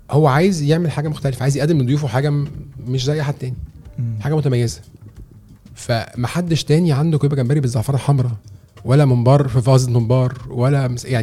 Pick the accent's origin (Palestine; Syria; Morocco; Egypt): Egypt; احنا كمصريين بنحب نخش على